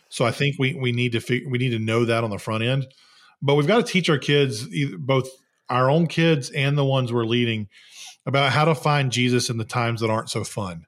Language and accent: English; the South, United States; I'm from the South